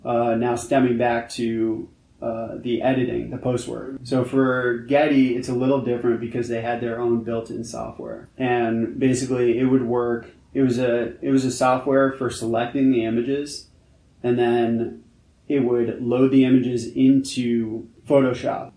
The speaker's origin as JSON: {"language": "English", "town": "New York City", "region": "New York", "country": "United States", "tie": "born or raised there", "said": "I'm actually born and raised in New York, New York City, Manhattan"}